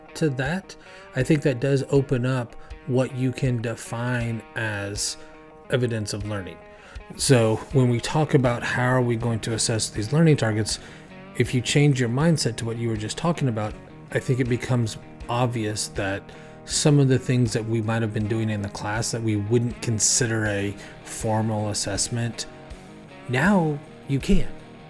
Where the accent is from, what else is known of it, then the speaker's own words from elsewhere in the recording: Oklahoma, United States; now in California, United States; So even though I live in California now, I am originally from Oklahoma, and that's where a good chunk of my family's from.